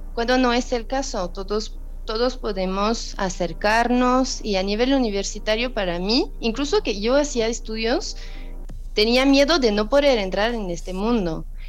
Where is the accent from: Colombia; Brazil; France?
France; Spanish is a second language; moved away as an adult; now in Mexico; como francesa